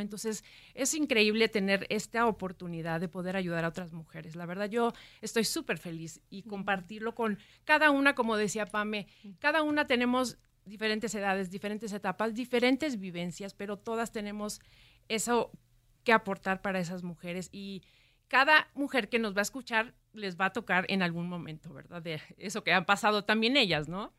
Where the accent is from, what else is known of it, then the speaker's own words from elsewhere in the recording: Ciudad Victoria, Tamaulipas, Mexico; now in Mexico City, Mexico; yo soy de Ciudad Victoria